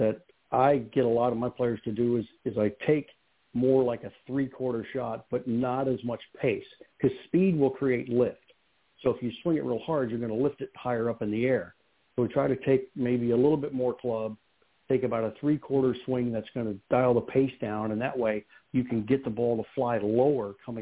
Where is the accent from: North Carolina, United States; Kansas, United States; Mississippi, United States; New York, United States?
Kansas, United States; I grew up in Kansas